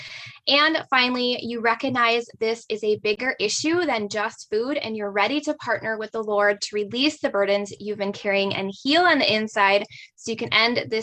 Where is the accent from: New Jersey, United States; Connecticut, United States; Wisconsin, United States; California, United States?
Wisconsin, United States; Northern; I'm from Northern Wisconsin